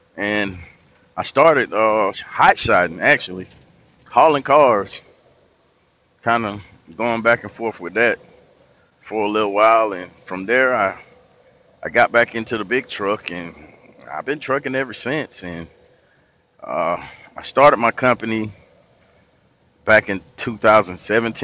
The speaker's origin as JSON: {"language": "English", "town": "Tifton", "region": "Georgia", "country": "United States", "also_born_or_lived": "Atlanta, Georgia", "said": "I'm from Tifton, Georgia, originally. And I lived in Atlanta for about 10 years, and I moved back to Tifton"}